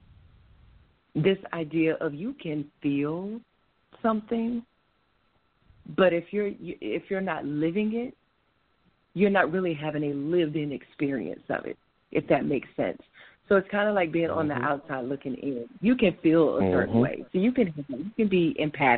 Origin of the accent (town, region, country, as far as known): Rome, Georgia, United States; born or raised there; moved away